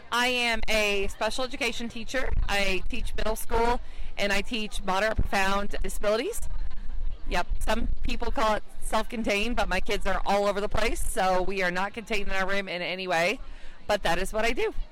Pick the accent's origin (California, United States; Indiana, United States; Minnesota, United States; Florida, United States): Indiana, United States; I'm from Indiana.